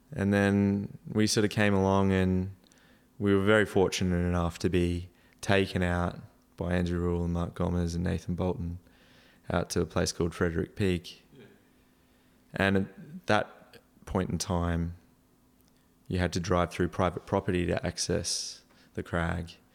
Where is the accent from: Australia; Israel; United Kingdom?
Australia; Townsville, Queensland; born or raised there; moved away as an adult; also born or lived in Adelaide / Norway